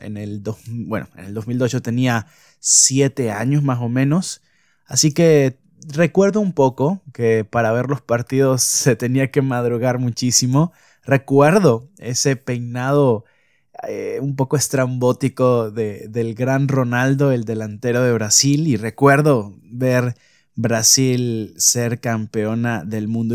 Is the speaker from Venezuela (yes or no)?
yes; Venezuela; soy de Venezuela